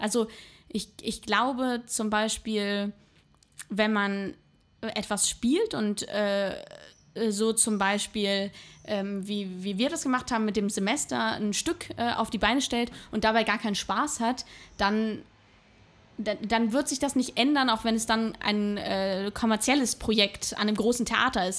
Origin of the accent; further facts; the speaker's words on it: Hamburg, Germany; moved away as an adult; now in Berlin, Germany; nach Hamburg möchte ich nicht zurück, weil das einfach meine Heimat ist